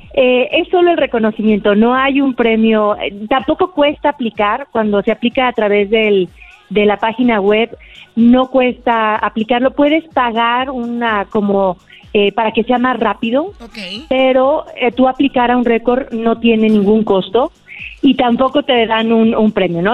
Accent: Aguascalientes, Mexico; Yo soy de Aguascalientes

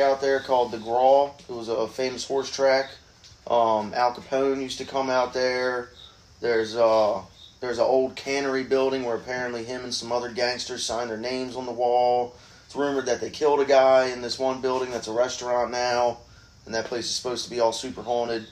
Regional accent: Havre de Grace, Maryland, United States; moved away; I am from Haverty Grace, Maryland

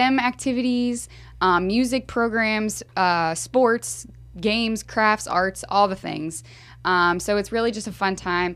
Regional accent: Houston, Texas, United States; moved away; also born or lived in Tampa, Florida; I'm from Houston, Texas

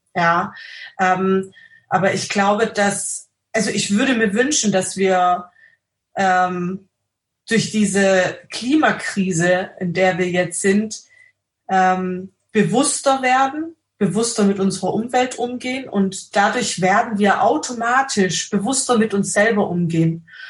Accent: Austria; bei uns in Österreich

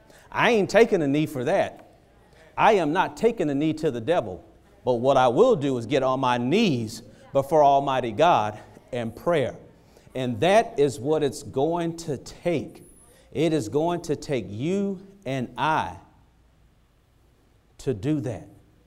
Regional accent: Dania Beach, Florida, United States; I grew up in Dania, girl.

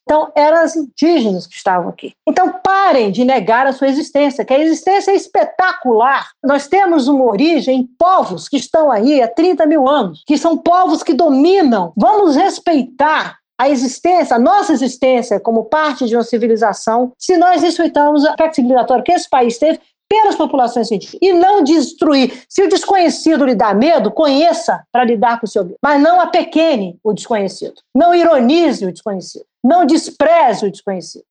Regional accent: Brazil

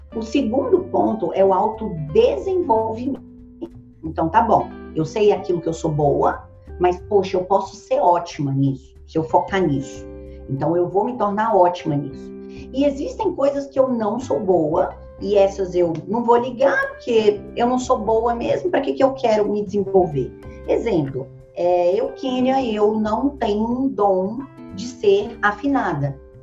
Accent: Ceilândia, Federal District, Brazil; Eu nasci na periferia da periferia. Hoje é a maior favela da América Latina. Foi onde eu nasci. Ceilândia, Brasília.

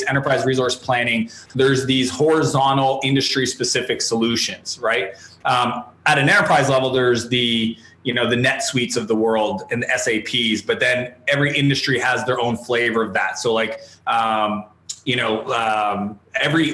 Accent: Canada; I'm a Canadian entrepreneur

